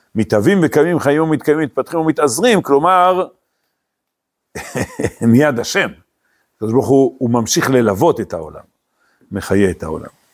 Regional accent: Eli, West Bank, Israel; also born or lived in Hispin; אני גדלתי בעלי, אתם יודעים, לפני עלי הגענו בחיספין

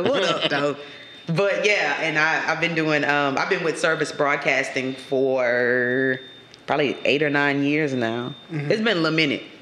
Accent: Lafayette, Louisiana, United States; also born or lived in Jonesboro, Louisiana; me and my mom we packed up and moved to Lafayette. So mm if I've been in Lafayette since I was eight, yeah, I always say the streets that raised you is where you from. mm So mm-hmm. I'm I'm from Lafayette, but I ain't gonna ignore Jonesboro.

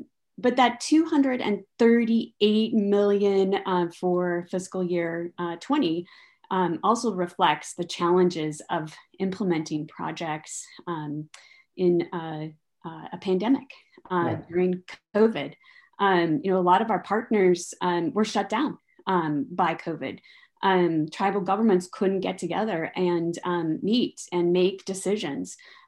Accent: Idaho Falls, Idaho, United States; moved away; also born or lived in Washington, D.C. / Oregon; I'm from Idaho Falls. I have public power roots.

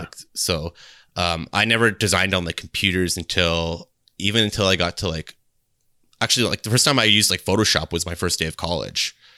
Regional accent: Kitchener, Ontario, Canada; I'm from, um, Ontario, Canada, and I'm from a city called Kitchener

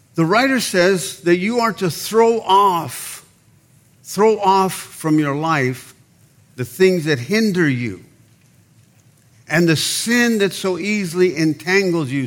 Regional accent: Mexicali, Baja California, Mexico; moved away; we're Mexicans, I was born in Mexicali, Mexico

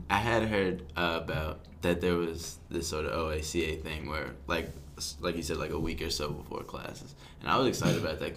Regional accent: Philadelphia, Pennsylvania, United States; I'm from Philly

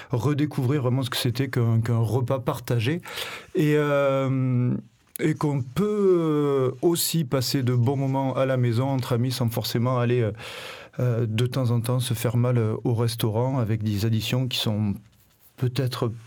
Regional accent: Vaucluse, Provence-Alpes-Côte d'Azur, France; also born or lived in Paris; now in Marseille, France; Je suis marseillais d'adoption, je suis vauclusien

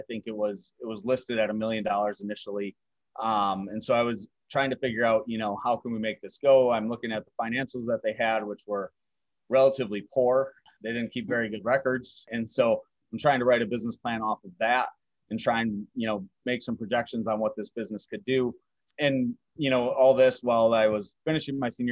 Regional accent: Wisconsin, United States; moved away as an adult; as a skier growing up in Wisconsin

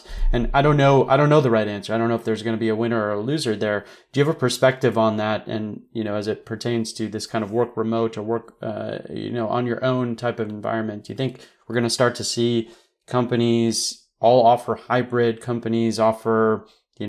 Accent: Midwest, United States; moved away; also born or lived in West Coast / Silicon Valley; growing up in the Midwest and being sort of like, you know, whatever you want to call it, an immigrant to the West Coast

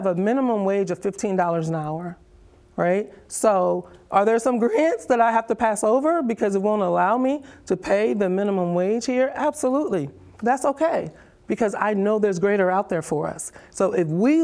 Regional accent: New Jersey, United States; moved away as an adult; also born or lived in Charlotte, North Carolina; now in Mullins, United States; Jersey girl, born and raised.

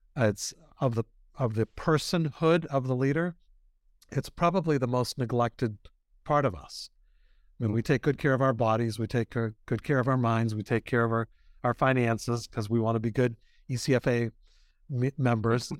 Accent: Boston, Massachusetts, United States; I'm from Boston

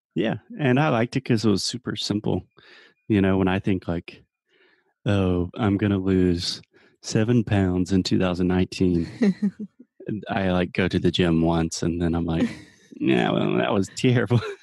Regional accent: Spartanburg, South Carolina, United States; Spartanburg, my hometown

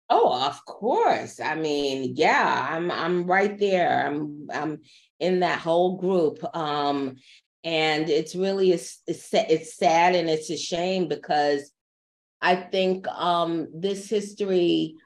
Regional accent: New York, United States; born and raised New Yorker

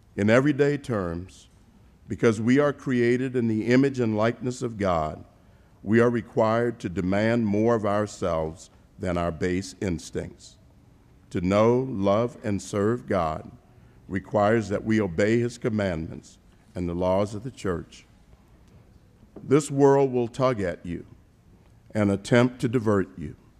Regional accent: Savannah, Georgia, United States; my hometown of Savannah, Georgia

